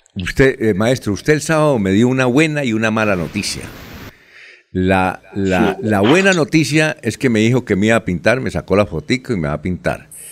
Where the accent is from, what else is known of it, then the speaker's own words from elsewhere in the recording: Barichara, Santander, Colombia; aunque nací en Barichara